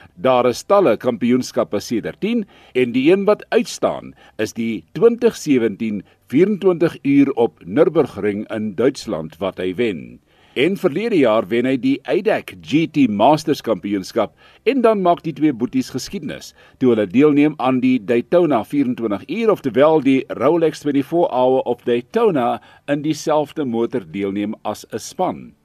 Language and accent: Afrikaans; South Africa; ons Suid-Afrikaners